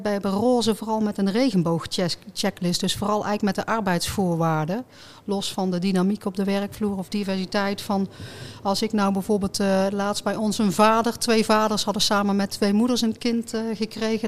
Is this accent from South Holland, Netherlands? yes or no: no; North Brabant, Netherlands